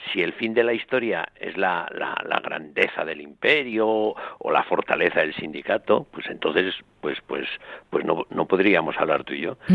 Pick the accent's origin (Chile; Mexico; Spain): Spain; los españoles